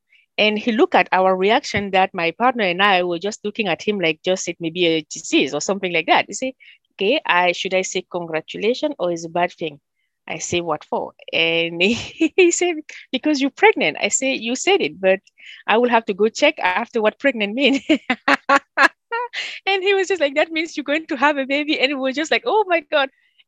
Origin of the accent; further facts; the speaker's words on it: Cameroon; first language French; English is a second language; moved away as an adult; now in Winnipeg, Canada; I speak French. It was one of my first language. Cameroon is a country that was colonized by French, so we do our education in French. So that was my first language since my early age. And then I do speak three different native languages.